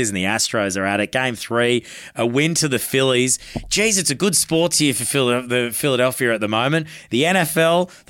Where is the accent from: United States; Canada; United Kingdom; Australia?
Australia; Queensland; I'm a Queenslander